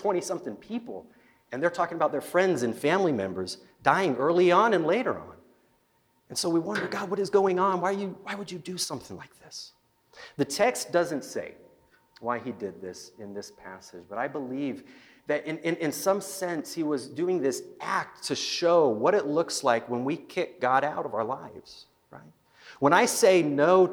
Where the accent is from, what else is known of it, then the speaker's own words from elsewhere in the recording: Salt Lake City, Utah, United States; now in Nampa, United States; I'm originally from Utah, the Salt Lake area